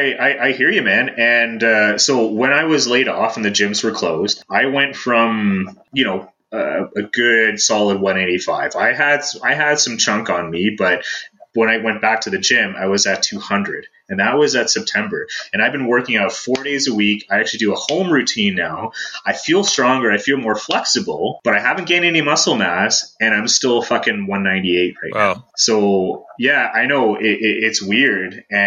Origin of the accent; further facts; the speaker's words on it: Toronto, Ontario, Canada; Like, I came from Toronto, you know, I'm not a hiker.